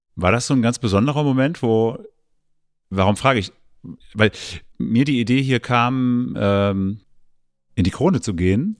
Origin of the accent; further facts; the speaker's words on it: eastern Germany, Germany; ich bin ja im Osten der Republik groß geworden